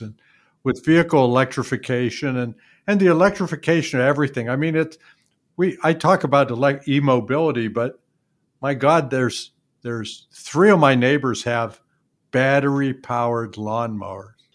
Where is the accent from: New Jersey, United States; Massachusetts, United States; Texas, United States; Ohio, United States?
Ohio, United States; Youngstown; I grew up in Youngstown